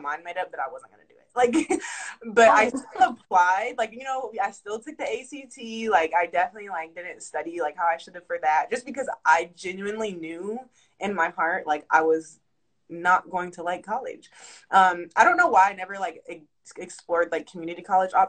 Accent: Charlotte, North Carolina, United States; moved away as an adult; now in Atlanta, United States; I moved back to North Carolina from Atlanta, where I stay now

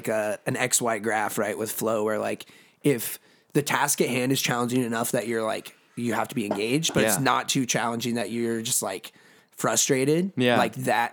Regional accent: Oregon, United States; moved away as an adult; now in California, United States; Because I'm from Oregon, not a lot of fir trees here in California.

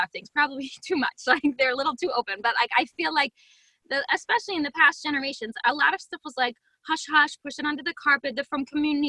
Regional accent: Harrisburg, Pennsylvania, United States; Harrisburg, Pennsylvania

